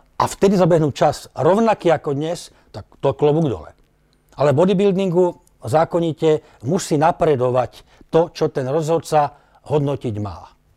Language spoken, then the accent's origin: Slovak; Slovakia; bol som prvý Slovák teda e, v tom čase, ktorý dostal túto ponuku